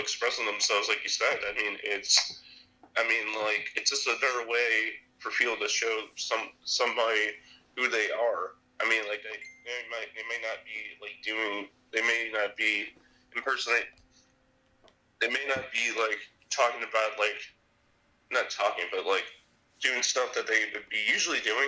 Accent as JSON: {"language": "English", "region": "Illinois", "country": "United States", "said": "I'm from Illinois."}